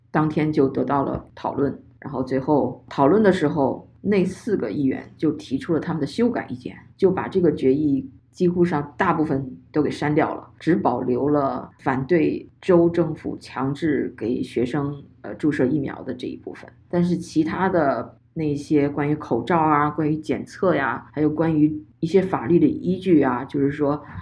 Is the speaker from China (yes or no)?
yes; China; now in United States; 在中国，我至少从小到大从来没有参加过任何的什么议会啊或投票啊